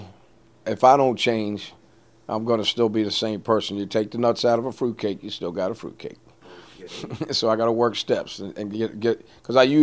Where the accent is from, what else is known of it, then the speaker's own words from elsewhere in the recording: D.C., Maryland side of Washington, United States; I was raised on the Maryland side of Washington, D.C., 6 miles outside the border.